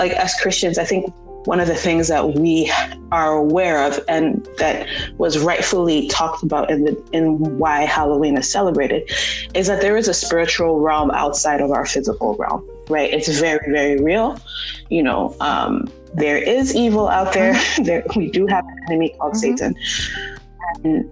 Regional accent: Nigeria; growing up in Nigeria, we grew up in a very international community

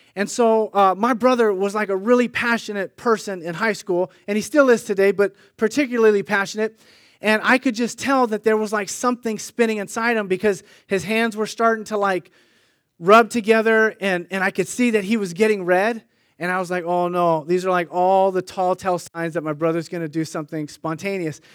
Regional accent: Sunnyvale, California, United States; My brother and I grew up in Sunnyvale

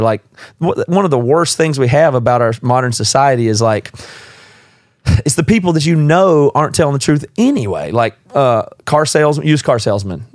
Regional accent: the South, United States; moved away; also born or lived in South Carolina; I'm from the South

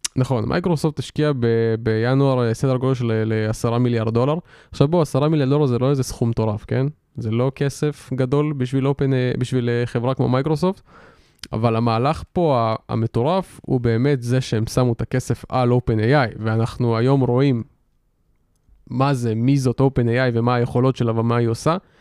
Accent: Israel; אנחנו כולנו ישראלים

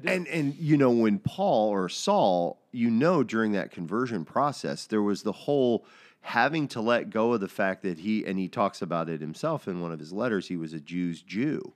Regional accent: United States; I'm an American

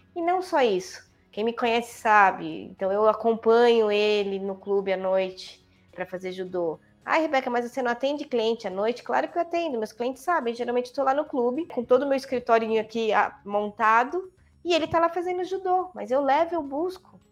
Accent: São Paulo, Brazil; moved away as an adult; also born or lived in Copacabana, Rio de Janeiro; now in Valinhos, Brazil; eu nasci na maternidade de São Paulo, portanto na Avenida Paulista. Morei a vida toda na Avenida Paulista, né, uma paulistana da gema

